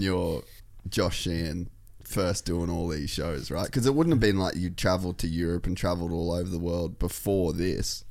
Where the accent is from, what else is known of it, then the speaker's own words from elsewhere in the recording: Cairns, Queensland, Australia; I grew up in Cairns